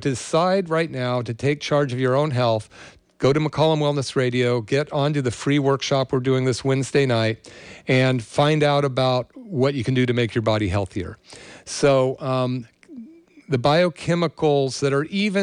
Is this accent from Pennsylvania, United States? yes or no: no; Berkeley, California, United States; now in Santa Cruz, United States; I grew up in the Berkeley area during the People's Park era